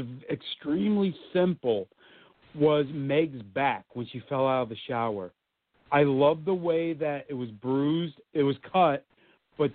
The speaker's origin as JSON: {"language": "English", "town": "Maplewood", "region": "New Jersey", "country": "United States", "tie": "born or raised there", "said": "my hometown where I'm in right now"}